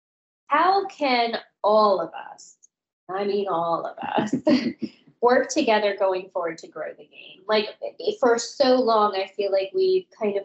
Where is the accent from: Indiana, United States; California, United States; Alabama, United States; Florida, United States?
Florida, United States; moved away as an adult; also born or lived in Washington, D.C.; I'm from Florida originally, but I worked in D.C. for a long time.